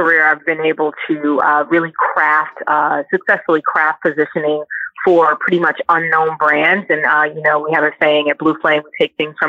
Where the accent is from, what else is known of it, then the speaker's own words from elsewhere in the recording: Brooklyn, New York, United States; Well, I am from Brooklyn, New York.